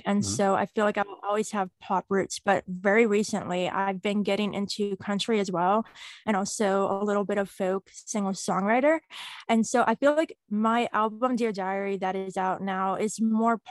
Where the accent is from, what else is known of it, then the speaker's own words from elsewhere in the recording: Pittsburgh, Pennsylvania, United States; I am from Pittsburgh, Pennsylvania.